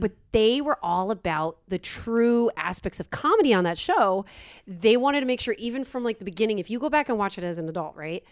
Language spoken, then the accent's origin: English; New York, United States; also born or lived in Los Angeles; now in Austin, United States; I am from New York